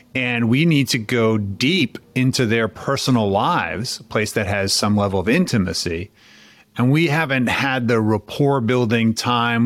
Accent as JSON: {"language": "English", "town": "New York City", "region": "New York", "country": "United States", "tie": "born or raised there", "moved": "yes", "lives_now": "Philadelphia, United States", "said": "I grew up in New York City and then moved to Philadelphia."}